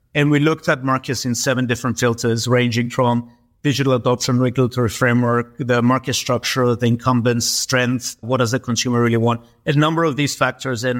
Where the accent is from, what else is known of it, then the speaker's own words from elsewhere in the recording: Cyprus; we're both from Cyprus, but not even from Greece